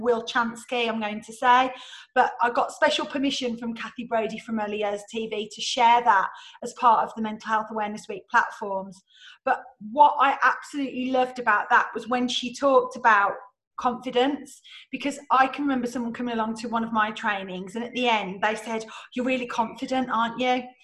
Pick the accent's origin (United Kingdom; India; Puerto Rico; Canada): United Kingdom; England; we're so English